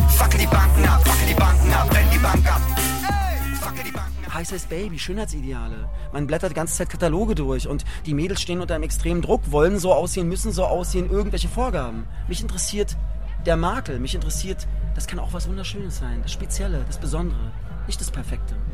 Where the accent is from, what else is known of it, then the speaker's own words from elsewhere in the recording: Köpenick, Berlin, Germany; Ihr kommt alle mit nach Köpenick. Meine Heimat.